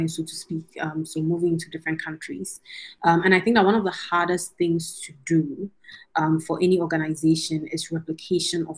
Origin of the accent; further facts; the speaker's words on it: Ghana; now in Nairobi, Kenya; as a Ghanaian to be able to bring a world-class education to, my country of birth